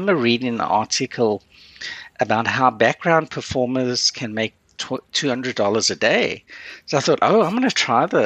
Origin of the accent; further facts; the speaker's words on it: South Africa; also born or lived in Curaçao; now in Canada; I grew up in South Africa, you know, which back then there was no television.